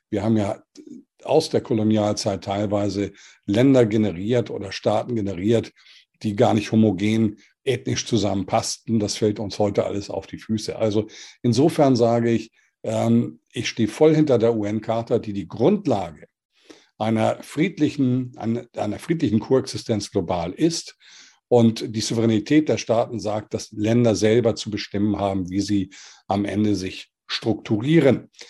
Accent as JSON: {"language": "German", "region": "Hamburg", "country": "Germany", "tie": "born or raised there", "said": "Ich bin in Europa groß geworden. Ich bin Hamburger Jung, deutsche Nation, europäischer Prägung"}